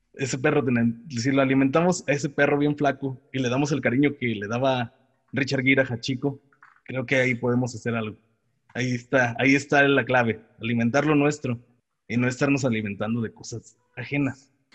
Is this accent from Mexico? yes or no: yes; Mexico